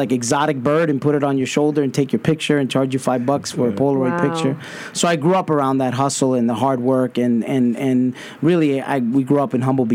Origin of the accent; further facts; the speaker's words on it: New York City, New York, United States; growing up in Brooklyn, going to public schools